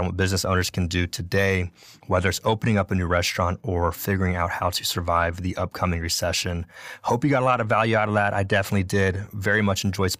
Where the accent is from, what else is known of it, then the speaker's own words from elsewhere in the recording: Brevard County, Florida, United States; moved away as an adult; also born or lived in Tallahassee, Florida; now in Fort Lauderdale, United States; Got my AA back home. I'm from Brevard County